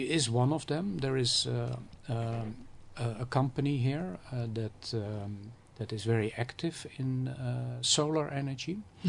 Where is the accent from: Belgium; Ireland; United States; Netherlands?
Netherlands; moved away as an adult; now in Ghana